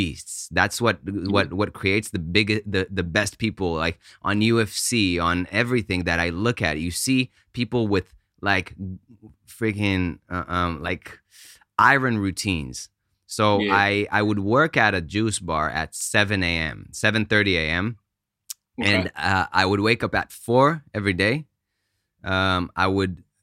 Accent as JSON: {"language": "English", "country": "Israel", "tie": "born or raised there", "also_born_or_lived": "United States / Italy / New York / Austin", "second_language": "English", "moved": "yes", "said": "I was born in the States, grew up in Israel, went to, for my dad's job, we went to Italy for a year"}